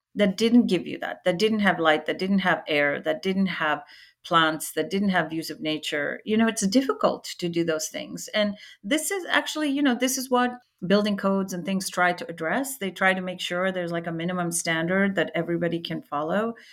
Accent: India; when I was about 10 years old, growing up in India

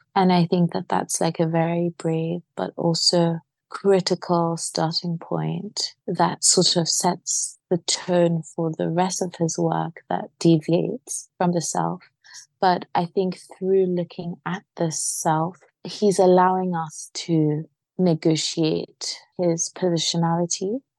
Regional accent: Nigeria; Growing up in Nigeria, my father collected CDs and we'd listen to so much African-American music from the Caribbean.

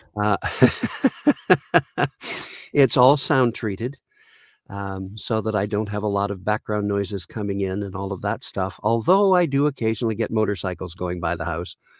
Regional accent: Caledonia, Ontario, Canada; I grew up in a very small town of about twelve hundred people called Caledonia, Ontario in Canada

